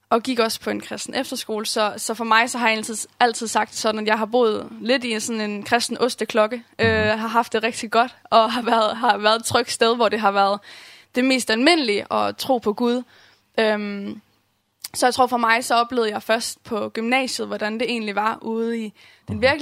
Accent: Herning, Central Denmark Region, Denmark; Um, jeg voksede op i en kristen familie. Kommer fra Herning og er kommet i den samme kirke, Åben Kirke, Herning, um, hele mit liv.

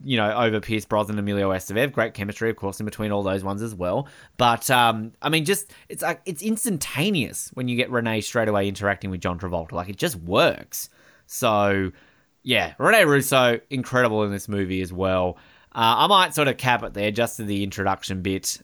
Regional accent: Hobart, Tasmania, Australia; also born or lived in Queensland; I'm from Hobart

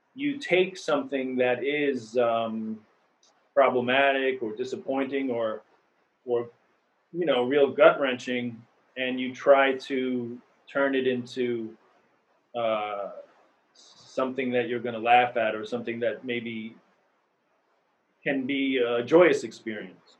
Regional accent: New York City, New York, United States; I grew up in New York, mm-hmm. in Queens. Uh, I didn't move here

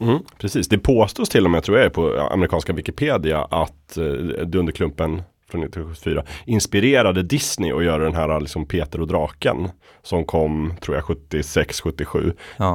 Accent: Östersund, Jämtland, Sweden; i Östersund då, där jag växte upp

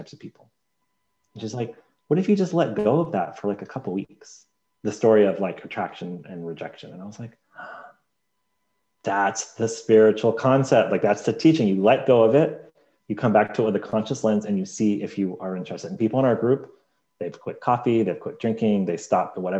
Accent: United Kingdom; I'm British

